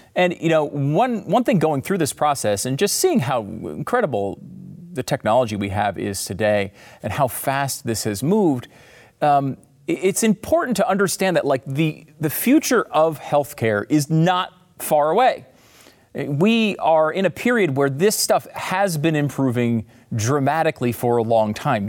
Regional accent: United States; As an American

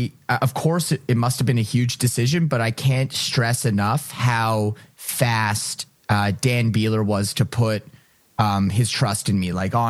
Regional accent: Ottawa, Ontario, Canada; also born or lived in Toronto; I came from Ottawa. I moved to the big city. I moved to Toronto to try and chase a musical dream. And here I was coming full circle back to my hometown in Ottawa

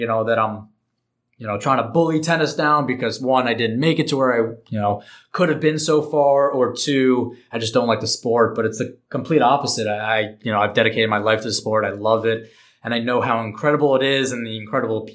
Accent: New York, United States; I'm from New York

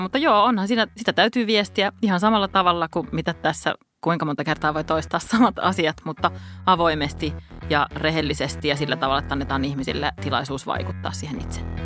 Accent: Helsinki, Uusimaa, Finland; Helsinki on mun kotikaupunki

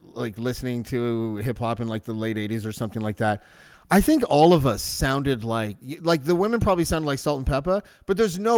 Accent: Whitby, Ontario, Canada; I grew up in Whitby

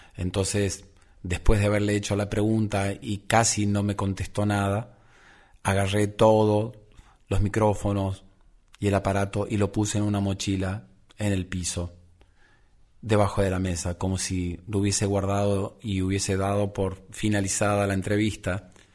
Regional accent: Misiones, Argentina; moved away; mi lugar de origen

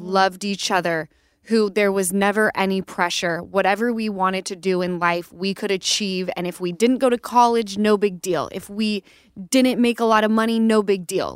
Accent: Utah, United States; Easton and I grew up in Utah

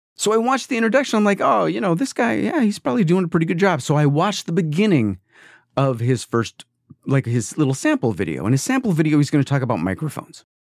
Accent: East Coast, United States; now in California, United States; this is California and I grew up on the East Coast.

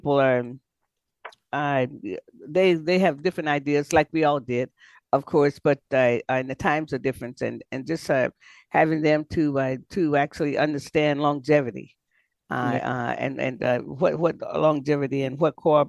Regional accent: Florida, United States; I grew up in Florida, so I understand things. So I am a Floridian by birth and raised in Florida

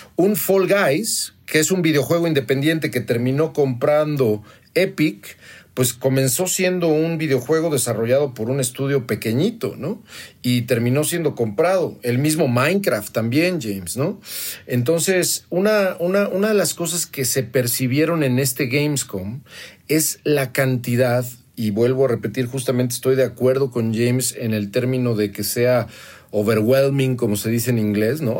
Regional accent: Toluca, State of Mexico, Mexico; la colonia Sánchez, que es donde vengo en la ciudad de Toluca, Estado de México, donde estudié la preparatoria

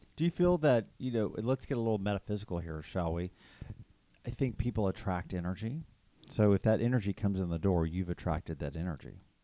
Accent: Texas, United States; growing up in Texas

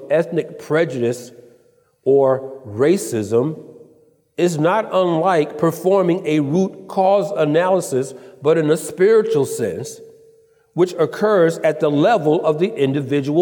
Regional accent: Atlanta, Georgia, United States; moved away as an adult; now in California, United States; I'm originally from Atlanta

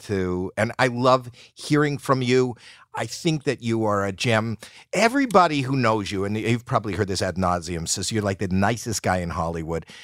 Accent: Canada; now in United States; I'm Canadian

